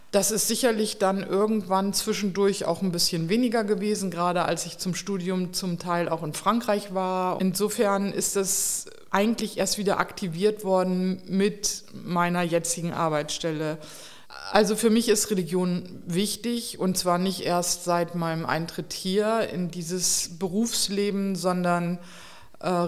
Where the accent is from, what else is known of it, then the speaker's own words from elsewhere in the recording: Delmenhorst, Lower Saxony, Germany; Aus Delmenhorst bei Bremen.